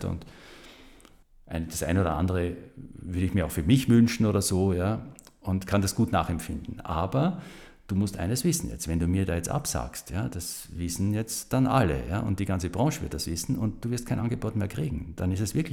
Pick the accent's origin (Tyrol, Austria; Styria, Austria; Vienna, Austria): Styria, Austria; Graz; Bin ja gebürtiger Grazer, also ich kannte ja die Stadt gut